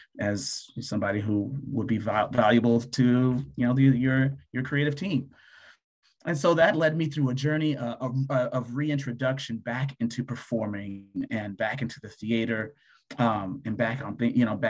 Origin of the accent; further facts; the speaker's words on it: Denver, Colorado, United States; now in Atlanta, United States; I was born and raised in Denver, Colorado.